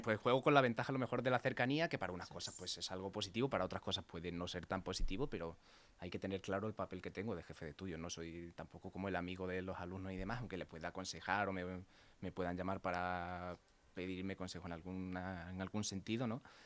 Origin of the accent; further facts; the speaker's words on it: Mérida, Extremadura, Spain; moved away as an adult; now in Leganés, Spain; yo soy de Mérida, de Extremadura